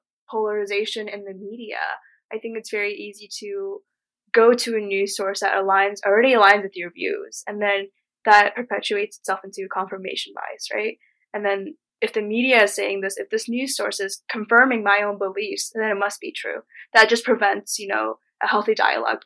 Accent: Mongolia; now in United States; when I go back to Mongolia, I feel too American.

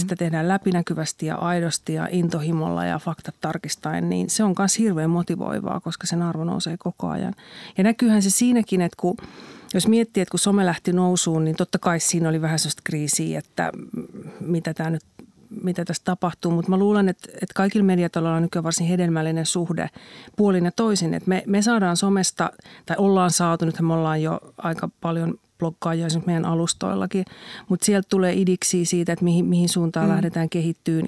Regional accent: Kannus, Central Ostrobothnia, Finland; olen syntynyt kannuksessa 1971

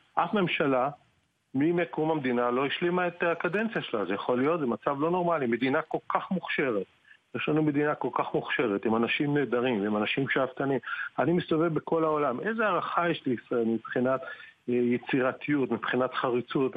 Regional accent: Israel; moved away as an adult; now in England; אני באתי מהארץ, אני אוהב את הארץ, היו לי שנים אדירות בארץ

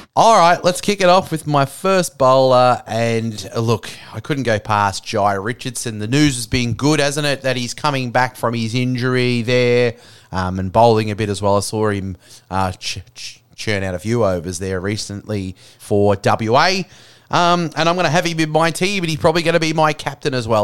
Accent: Australia; as Australian

